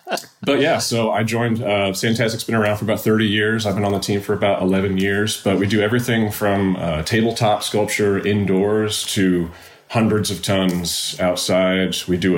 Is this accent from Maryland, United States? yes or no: yes; Central Maryland, United States; now in St. Petersburg, United States; I live in St. Petersburg, Florida. I was born and raised in Central Maryland, and I am a professional sand sculptor.